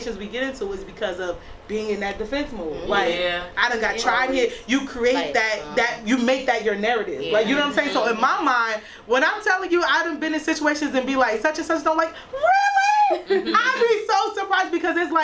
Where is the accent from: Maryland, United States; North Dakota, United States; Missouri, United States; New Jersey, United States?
New Jersey, United States; East Orange; I grew up in East Orange, so I went to Tyson from 6th grade to 12